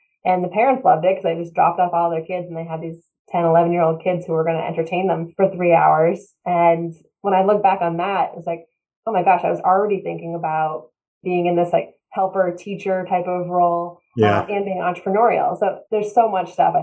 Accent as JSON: {"language": "English", "town": "East Bridgewater", "region": "Massachusetts", "country": "United States", "tie": "born or raised there", "said": "I grew up south of Boston, East Bridgewater, Massachusetts"}